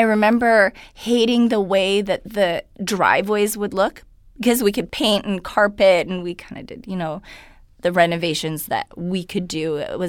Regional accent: Vancouver, British Columbia, Canada; first language Hungarian; English is a second language; I was born in Vancouver.

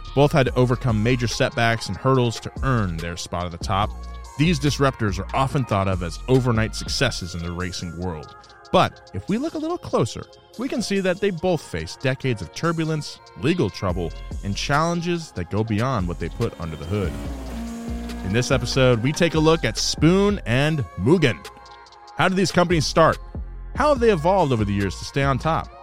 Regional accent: Central California, United States; now in Los Angeles, United States; growing up in Central California

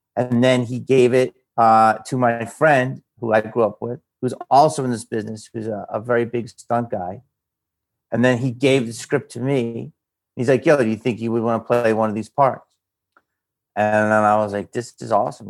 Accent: Upper Darby, Pennsylvania, United States; where I grew up in Philly, a guy in my neighborhood

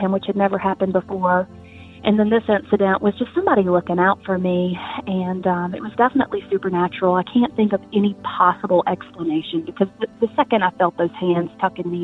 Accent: South Carolina, United States; I am from South Carolina

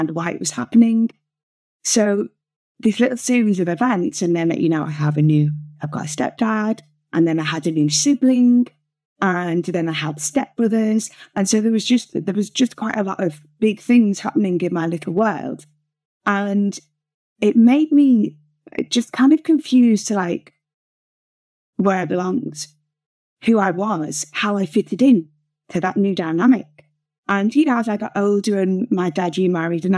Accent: just outside Liverpool, North West England, United Kingdom; also born or lived in Whiston / Widnes; I grew up just outside Liverpool, and I was born in West Sivingsford up

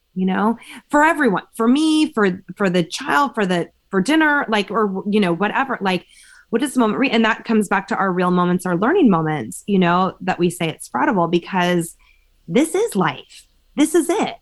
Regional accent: Berkeley, California, United States; I grew up in Berkeley

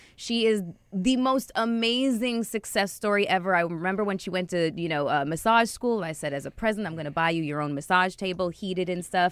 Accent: Toronto, Ontario, Canada; I grew up in Toronto

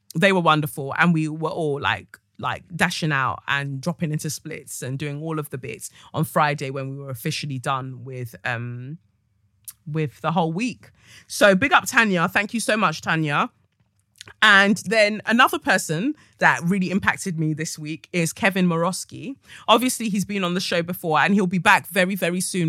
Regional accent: London, United Kingdom; I am from Peckham

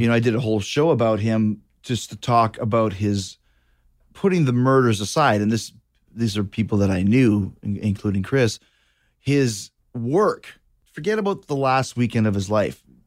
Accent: Winnipeg, Manitoba, Canada; I grew up in Winnipeg

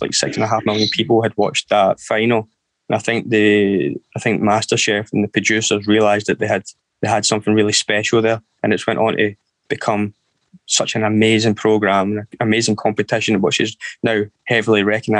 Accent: Erskine, Scotland, United Kingdom; I was brought up in Erskine, which is about 16, 17 miles outside of Glasgow, just near the Glasgow airport

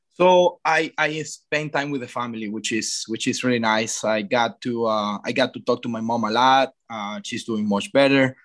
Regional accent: Venezuela; moved away; growing up in Venezuela

